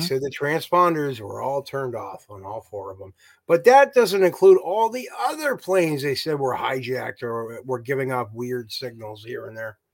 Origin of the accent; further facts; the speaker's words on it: United States; I'm ignorant American